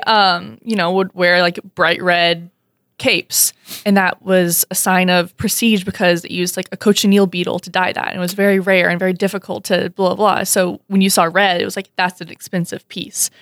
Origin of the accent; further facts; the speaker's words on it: Alabama, United States; moved away as an adult; also born or lived in Missouri; now in Fargo, United States; I was born and raised in Alabama, and then I went to college in Missouri